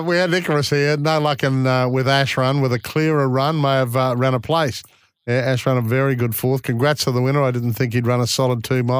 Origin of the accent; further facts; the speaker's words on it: Bundaberg, Queensland, Australia; We used to watch it at school in Bundy, I remember.